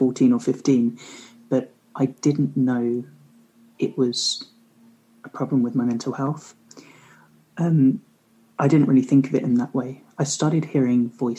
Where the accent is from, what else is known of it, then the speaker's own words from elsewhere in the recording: Hastings, South East England, United Kingdom; born in Hastings, right next to sort of beautiful Ecclesbourne's Glens and Fairlight